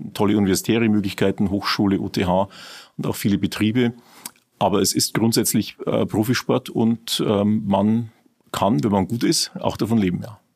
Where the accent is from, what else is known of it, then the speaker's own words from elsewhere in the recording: Regensburg, Bavaria, Germany; Ich bin selber aus Regensburg, ähm, in Prüfening geboren, dort auch aufgewachsen und äh, eigentlich mein ganzes Leben in Regensburg gewesen